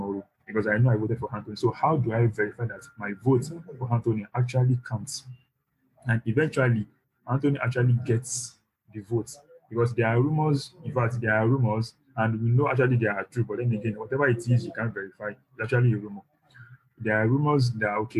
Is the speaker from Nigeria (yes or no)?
yes; Nigeria; I'm a Nigerian.